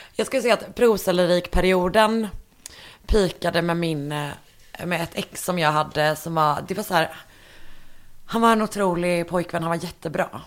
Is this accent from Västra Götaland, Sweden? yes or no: yes; Partille, Västra Götaland, Sweden; i den lokala bokhandeln i Partille där jag är ifrån